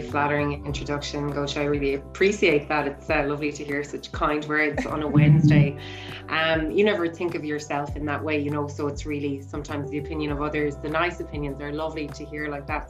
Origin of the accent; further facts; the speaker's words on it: Ireland; growing up in Ireland